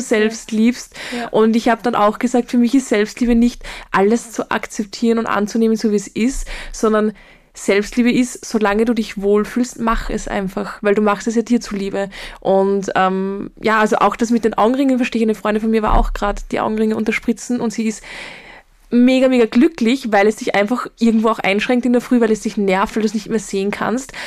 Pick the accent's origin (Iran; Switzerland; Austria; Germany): Austria; Linz, Upper Austria; ich komme aus Linz